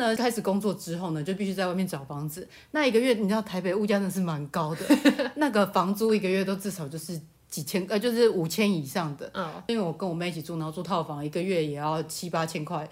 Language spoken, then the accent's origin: Chinese; Changhua County, Taiwan; moved away as an adult; now in Taipei, Taiwan; 我是来自彰化的偏乡啊